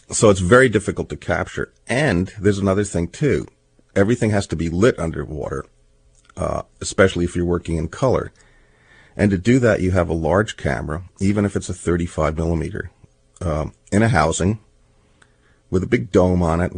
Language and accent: English; New York City, New York, United States; also born or lived in New Jersey; I grew up in New York City